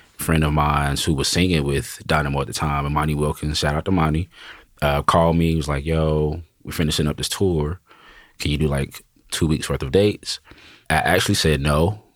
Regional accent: Wilson, North Carolina, United States; moved away as an adult; also born or lived in Raleigh, North Carolina / Charlotte, North Carolina; now in Nashville, United States; Born and raised in Wilson, North Carolina, small town, east side of North Carolina

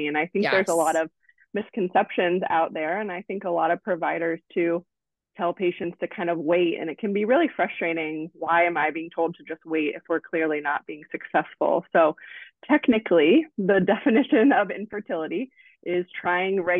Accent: Cincinnati, Ohio, United States; moved away as an adult; also born or lived in Columbus, Ohio; now in Nashville, United States; I grew up in Cincinnati, and I went to the Ohio State University for undergrad

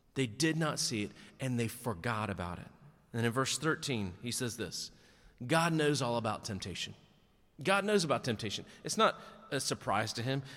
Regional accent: Nash County, North Carolina, United States; also born or lived in Wake County, North Carolina / Watauga County, North Carolina / Catawba County, North Carolina; In nineteen seventy-three, I was born in Nash County, North Carolina. Then in nineteen eighty-seven, I moved to Wake County, North Carolina

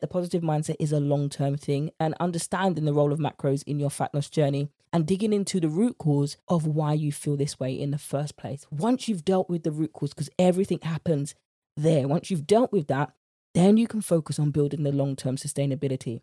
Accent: United Kingdom; accent: British; my British accent

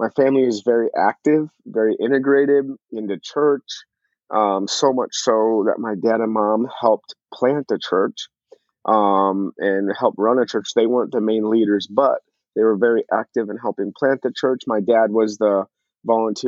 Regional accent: Eagan, Minnesota, United States; So I grew up in Eagan, Minnesota specifically. So born and raised Eagan, all I've known is Minnesota my whole life.

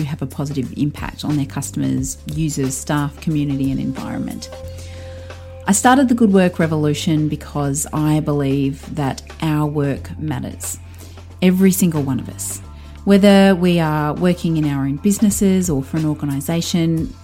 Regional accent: Melbourne, Victoria, Australia; I'm from Melbourne, Australia

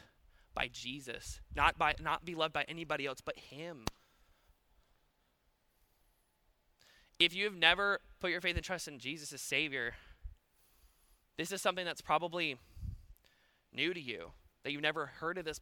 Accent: Paulding County, Georgia, United States; I'm from Paulding County, and we're fix-it people

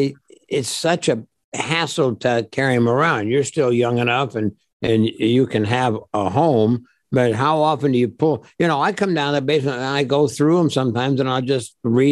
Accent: Midwest, United States; also born or lived in Japan / Seattle, United States / San Diego, United States / Detroit, United States; I grew up in the Midwest. Well, I grew up everywhere. My father was in the service in the U.S. Army. So I lived in Japan, Seattle, Washington, San Diego, Detroit, St. Louis, Indianapolis, where else? All over the place.

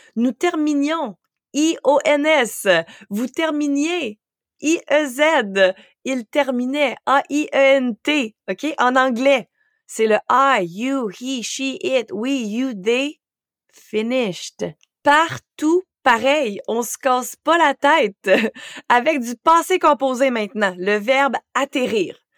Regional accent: Quebec, Canada; first language French; moved away as an adult; J'ai quitté le Québec à l'âge de 18 ans

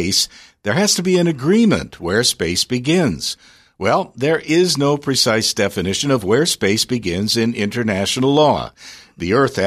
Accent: Detroit, Michigan, United States; I grew up in Detroit in the 60s

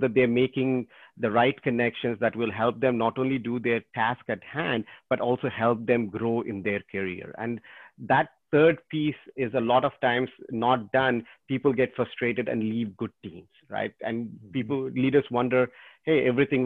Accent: Botswana; moved away; also born or lived in India; was born in India, but I grew up most of my time in Botswana.

